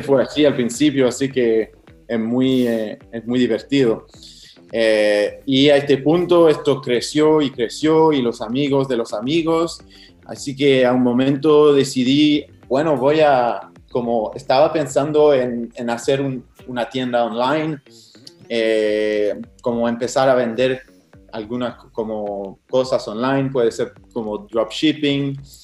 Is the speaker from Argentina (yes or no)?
no; Montreal, Quebec, Canada; Spanish is a second language; un canadiense francés que no tenía ninguna relación con Sudamérica o con el mate, con nada de eso. Hace, hace cinco años estaba estudiando en topografía eh, acá en Montreal, eh, donde vivo, donde nací